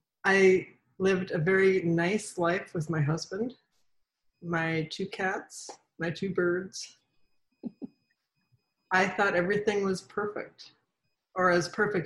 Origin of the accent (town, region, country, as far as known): Seattle, Washington, United States; now in Virginia, United States